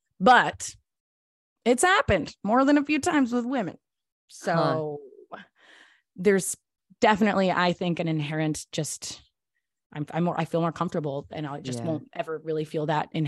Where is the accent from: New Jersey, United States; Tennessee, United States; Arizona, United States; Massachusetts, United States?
Tennessee, United States; also born or lived in Los Angeles / Texas / Georgia; now in New York, United States; So I was born in Los Angeles, but I only lived there till I was six. So I don't like to claim it. And I grew up in various states in the South. So I grew up in Tennessee, Texas, and Georgia primarily.